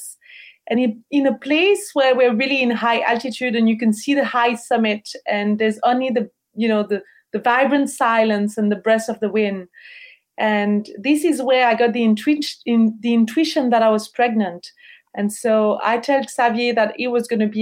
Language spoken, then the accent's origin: English; Switzerland; moved away as an adult; we're from Switzerland